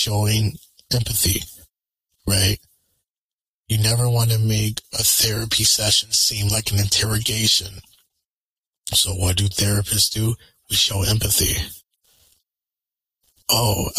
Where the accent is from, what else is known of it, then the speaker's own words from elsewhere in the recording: Connecticut, United States; I'm from Connecticut.